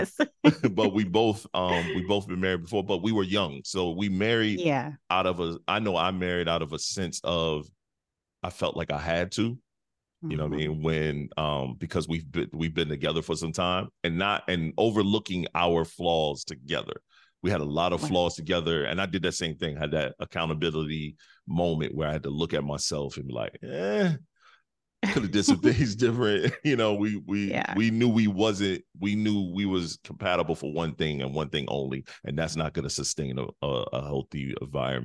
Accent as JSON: {"language": "English", "town": "Detroit", "region": "Michigan", "country": "United States", "also_born_or_lived": "South Carolina", "moved": "yes", "lives_now": "North Carolina, United States", "said": "I'm from Midwest. I'm from Detroit. So I moved to a country, small South Carolina town. And totally as soon as I graduated high school, I got up out of there"}